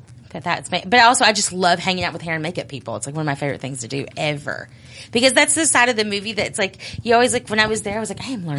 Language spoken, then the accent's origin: English; Judsonia, Arkansas, United States; I was from a town called Jetsonia